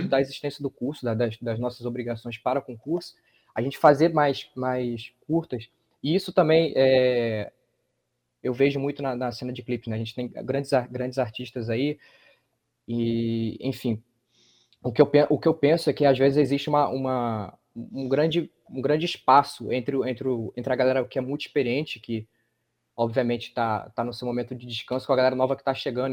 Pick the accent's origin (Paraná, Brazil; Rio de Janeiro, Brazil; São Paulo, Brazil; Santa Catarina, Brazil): Rio de Janeiro, Brazil; also born or lived in Paraíba; now in João Pessoa, Brazil; Eu sou do Rio de Janeiro, mas orgulhosamente minha família é paraibana